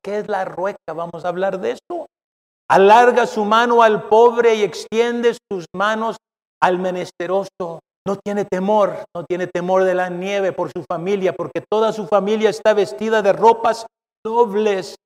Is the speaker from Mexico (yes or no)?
yes; Mexico; now in United States; soy mexicano